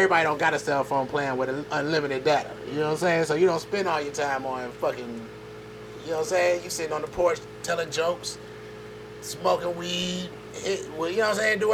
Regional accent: Atlanta, Georgia, United States; I'm from Atlanta. And my family is from New York

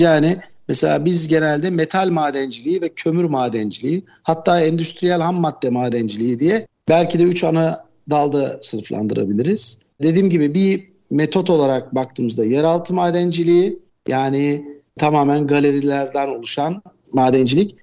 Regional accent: Istanbul, Turkey; also born or lived in South Africa; Ben 1967 İstanbul doğumluyum.

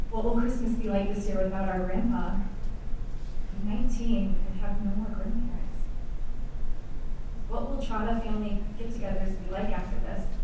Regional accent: Madison, Wisconsin, United States; Madison, which also happens to be my hometown. It was a typical Wisconsin winter evening

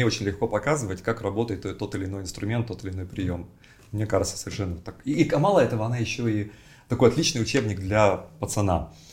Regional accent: Novosibirsk, Novosibirsk Oblast, Russia; born there; Я родился в Новосибирске.

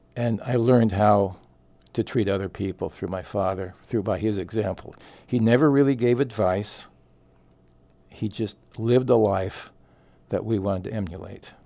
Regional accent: Phoenix, Arizona, United States; also born or lived in Southern Oregon / Jacksonville; those are my roots, even though I grew up in Phoenix

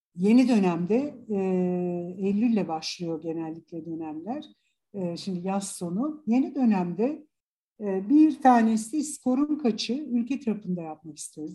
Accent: Istanbul, Turkey; İstanbul doğumluyum

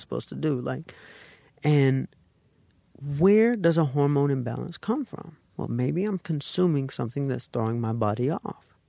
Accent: the South, United States; moved away as an adult; now in California, United States; I'm from the South

